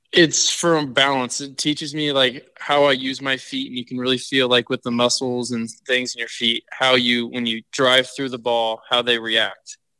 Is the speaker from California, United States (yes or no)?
yes; San Diego, California, United States; I grew up in San Diego